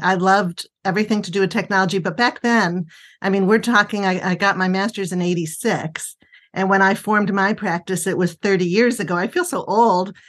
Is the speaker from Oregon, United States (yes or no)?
no; Buffalo, New York, United States; also born or lived in Chicago / Northern Virginia / Cleveland; now in Washington, D.C. area, United States; I'm originally from Buffalo